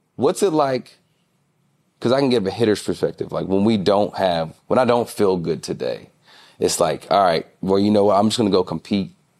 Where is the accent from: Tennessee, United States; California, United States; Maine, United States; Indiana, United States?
Tennessee, United States; Nashville; I'm from Nashville